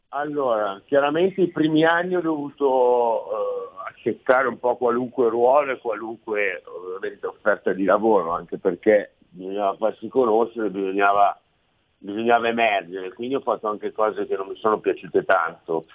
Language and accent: Italian; Milan, Lombardy, Italy; accent: Milanese; also born or lived in Sciacca, Sicily; questo accento tradisce una parlata milanese